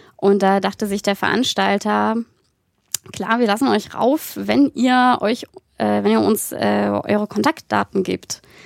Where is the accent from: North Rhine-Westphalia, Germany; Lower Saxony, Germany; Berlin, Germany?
Berlin, Germany; moved away as an adult; now in Saxony, Germany; ich komme ja nicht aus Sachsen gebürtig und bin in so einer schönen äh, linkgrünen Filterblase in Berlin groß geworden